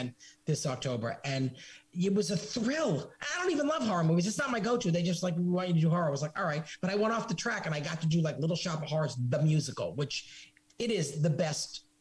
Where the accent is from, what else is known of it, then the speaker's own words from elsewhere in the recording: Massachusetts, United States; I grew up in Massachusetts